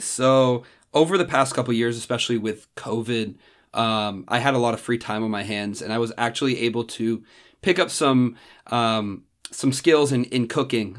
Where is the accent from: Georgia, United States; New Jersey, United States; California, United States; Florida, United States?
New Jersey, United States; Randolph; moved away as an adult; now in Columbus, United States; I'm originally from Randolph, New Jersey, which is a small town about forty-five minutes outside of New York City